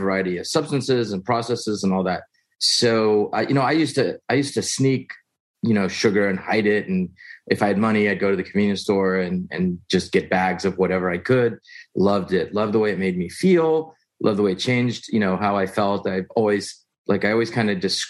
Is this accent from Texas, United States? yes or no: yes; Houston, Texas, United States; I was born in Houston, Texas, middle child of three, you know, middle class